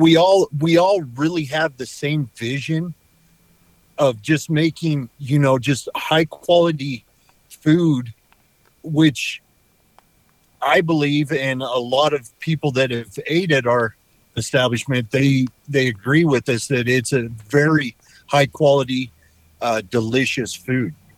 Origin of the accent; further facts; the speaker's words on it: Idaho, United States; moved away as an adult; I was born in Idaho. I pretty much lived here my whole life